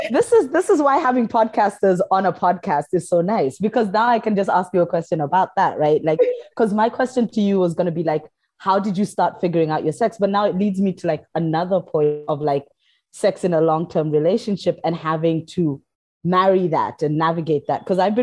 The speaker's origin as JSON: {"language": "English", "country": "Kenya", "said": "So I'm from Kenya, and I knew these twins."}